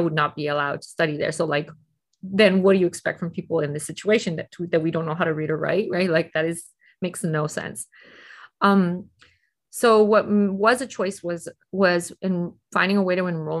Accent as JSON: {"language": "English", "town": "Tijuana", "region": "Baja California", "country": "Mexico", "tie": "born or raised there", "said": "I have not been very outspoken about the fact that I grew up living in Tijuana because of that kind of pushback."}